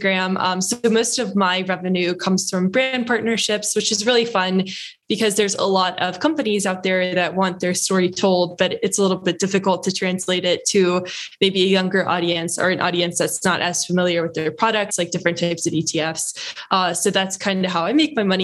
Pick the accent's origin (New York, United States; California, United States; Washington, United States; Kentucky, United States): Kentucky, United States; outside of Louisville; moved away as an adult; also born or lived in Los Angeles; I grew up in Kentucky, so outside of Louisville, which is the biggest city there